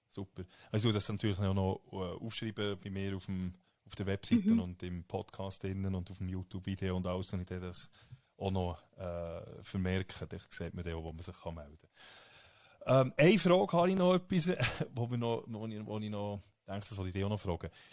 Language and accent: German; Switzerland; also born or lived in United States